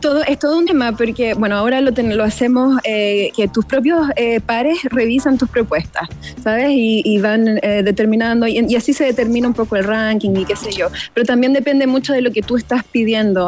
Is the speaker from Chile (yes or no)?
yes; Chile; nosotros como chilenos